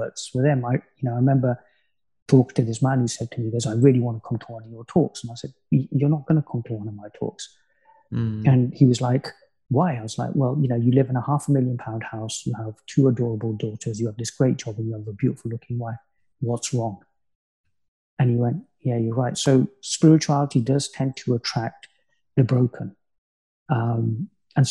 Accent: Coventry, West Midlands, United Kingdom; my hometown of Coventry

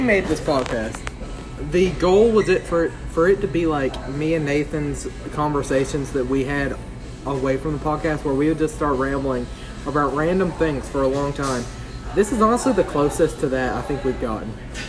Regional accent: United States

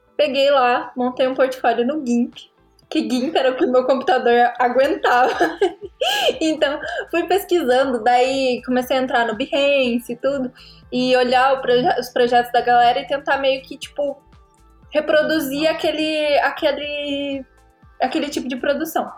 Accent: Paraná, Brazil; Tenho 24 anos, sou do Paraná

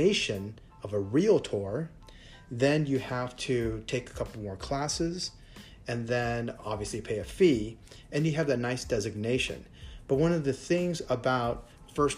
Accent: United States; now in Thailand; I'm American

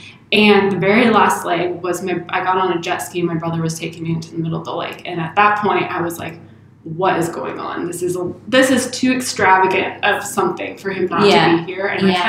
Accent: Indiana, United States; I'm from Indiana.

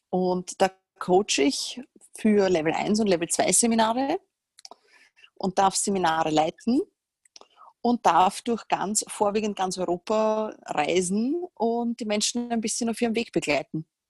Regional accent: Vienna, Austria; ich komme aus Wien. Ich gehe mal davon aus, dass man das nicht hört, aber wahrscheinlich erkennt man es instant.

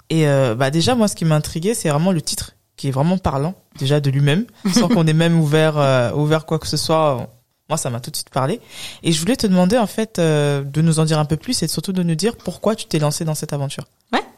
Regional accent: France; Je n'ai jamais eu de problème avec ma légitimité à être française. Je suis né en France, j'y ai fait mes études. Nous sommes enrichis d'une double culture et il est important de l'embrasser. Prenons mon pays d'origine, le Sénégal.

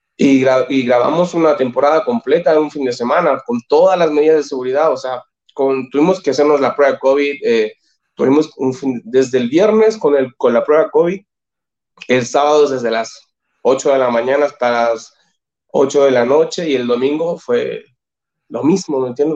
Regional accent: Chile; moved away as an adult; now in Mexico; como chilenos siempre estamos acostumbrados a trabajar

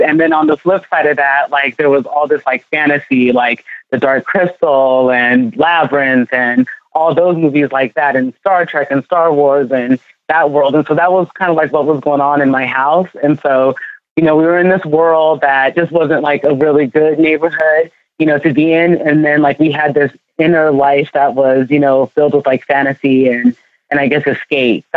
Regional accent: California, United States; born or raised there; also born or lived in Ghana; now in New York, United States

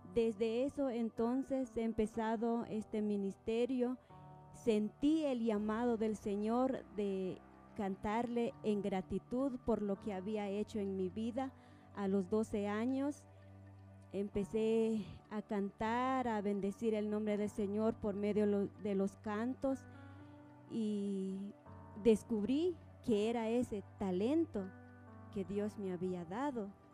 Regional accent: Santa Lucía Utatlán, Sololá, Guatemala; Vengo de Aldea El Novillero, Santa Lucía, Otatlán, Sololá

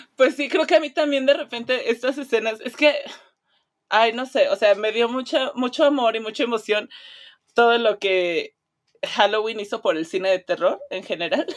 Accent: Mexico; como mexicana

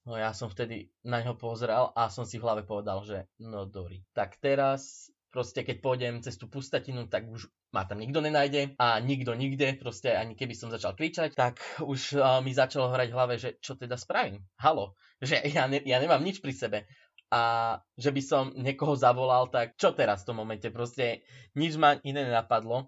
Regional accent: Slovakia; ja ako Slovák som sa nezaprel

